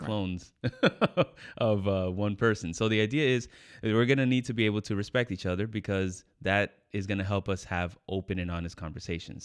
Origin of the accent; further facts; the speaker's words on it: New York, United States; I was born in New York